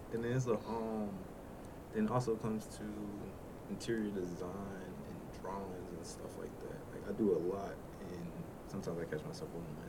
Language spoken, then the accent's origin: English; Washington, United States; now in Greensboro, United States; I am raised no more because I moved down here a while back, but I'm from Washington, and moved down to NC probably some time ago now.